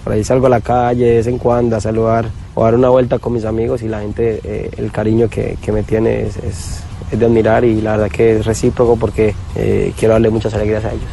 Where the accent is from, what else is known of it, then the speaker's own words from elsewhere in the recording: Colombia; moved away; Soy un colombiano más